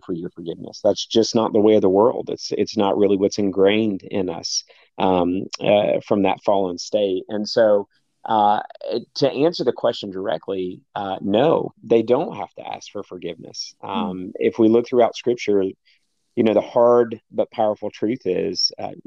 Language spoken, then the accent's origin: English; the South, United States; growing up in the South